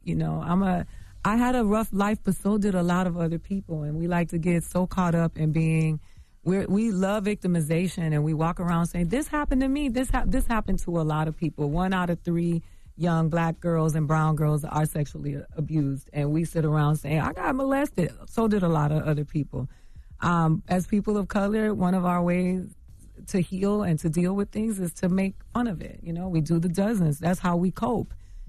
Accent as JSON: {"language": "English", "town": "Miami", "region": "Florida", "country": "United States", "tie": "born or raised there", "also_born_or_lived": "Bronx, New York", "said": "I'm from the gutter. I grew up in Miami, Florida, between Miami and the Bronx."}